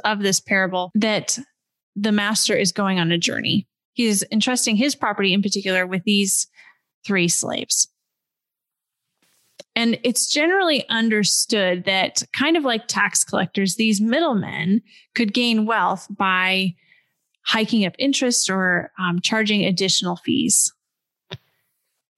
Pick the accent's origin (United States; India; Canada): United States; West Coast of the United States; I grew up on the West Coast of the United States of America in a upper middle class family.